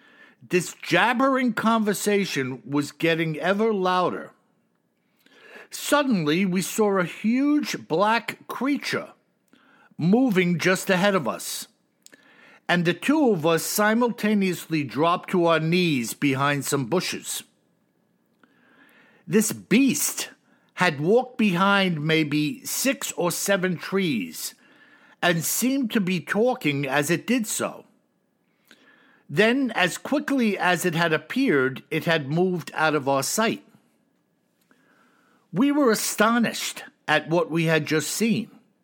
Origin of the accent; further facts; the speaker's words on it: Russia; Now, you know, Bill, that I am from Russia. To me, it sounded like one of the Siberian dialects of which I do not speak, nor do I understand.